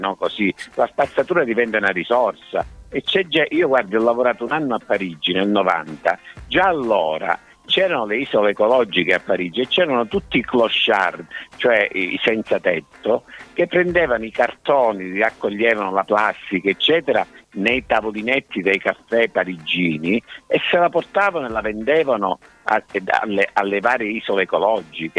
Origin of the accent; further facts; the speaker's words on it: Cosenza, Calabria, Italy; io sono cosentino